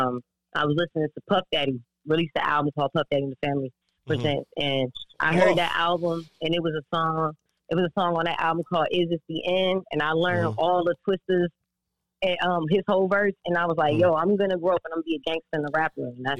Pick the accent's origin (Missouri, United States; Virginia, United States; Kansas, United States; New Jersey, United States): Virginia, United States; Virginia Beach; No, I'm from Virginia Beach, Virginia.